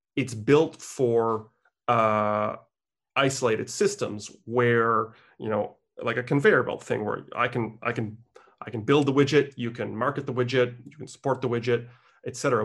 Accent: Canada; I was born in Canada

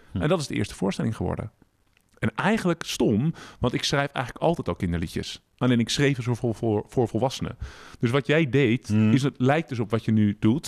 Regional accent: Utrecht, Netherlands; Ik kom uit Utrecht, maar ik woon met mijn vrouw Esther en dochter Floor

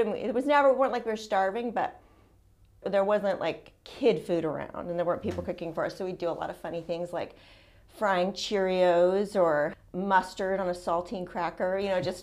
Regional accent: San Francisco Bay Area, California, United States; I was born in San Francisco Bay Area and raised there. I lived in the same house until I was 19 years old.

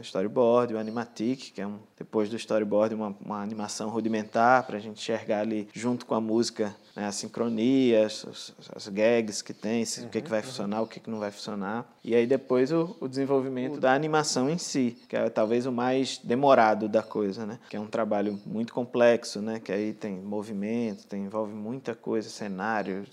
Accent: Angra dos Reis, Rio de Janeiro, Brazil; Nasci em Angra dos Reis

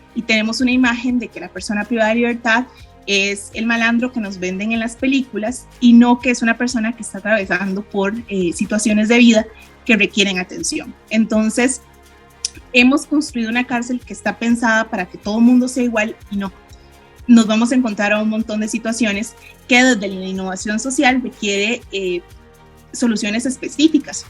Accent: Costa Rica; soy de Costa Rica

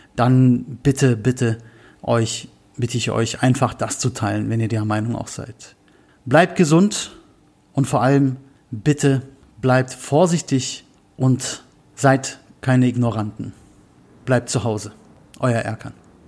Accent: Berlin, Germany; ich komme aus Berlin

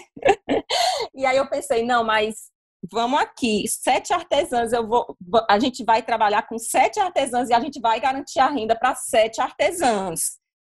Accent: Fortaleza, Ceará, Brazil; eu sou de Fortaleza

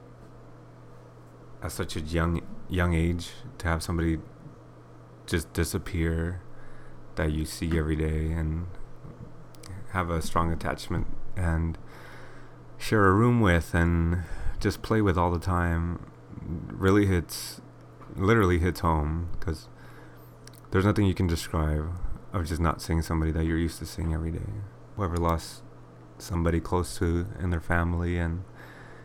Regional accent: Inland Empire, Southern California, United States; I was born in 1991 in SoCal, to be specific, Inland Empire

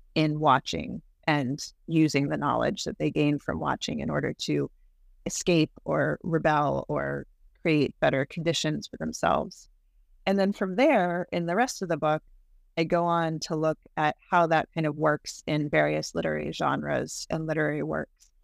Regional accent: Virginia, United States; moved away as an adult; also born or lived in Michigan; I'm from Virginia and I went to undergrad at William Mary

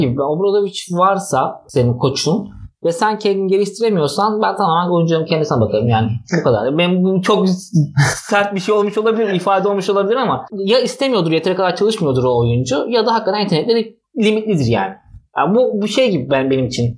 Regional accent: Istanbul, Turkey; moved away as an adult; also born or lived in Ankara; İstanbul'da büyüdüm, Ankara'da okudum.

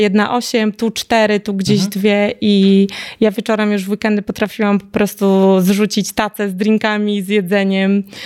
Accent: Białystok, Podlaskie Voivodeship, Poland; w moim rodzinnym mieście w Białymstoku

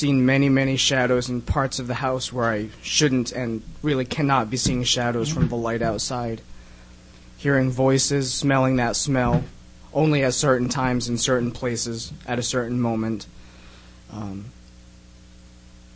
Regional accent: Charlestown, Rhode Island, United States; I'm from Charlestown, Rhode Island.

